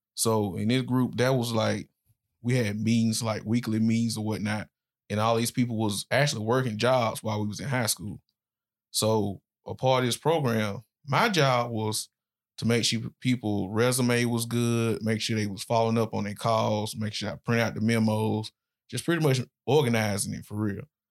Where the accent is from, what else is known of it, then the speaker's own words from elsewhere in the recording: Birmingham, Alabama, United States; moved away as an adult; also born or lived in Florida; I was born in Birmingham, Alabama, not far from where we at now. So, I grew up in pretty much rough neighborhood